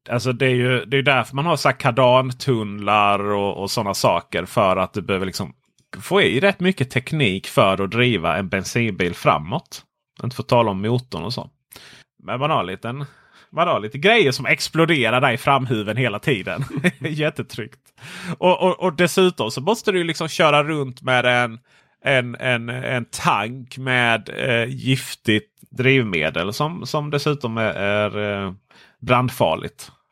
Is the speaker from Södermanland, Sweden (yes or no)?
no; Stockholm, Stockholm County, Sweden; Som stockholmare var det alltid så man gjorde.